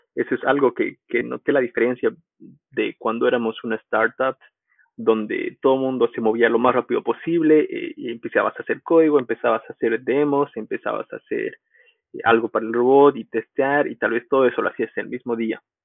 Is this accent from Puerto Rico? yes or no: no; Bolivia; moved away as an adult; also born or lived in United States; volví a Bolivia y di clases